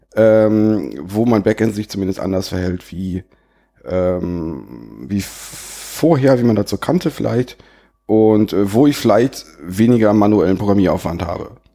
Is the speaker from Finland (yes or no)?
no; Sauerland, North Rhine-Westphalia, Germany; mich als Sauerländer